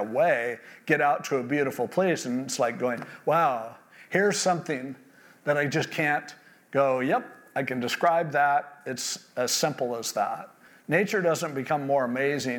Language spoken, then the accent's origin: English; California, United States; born and raised in California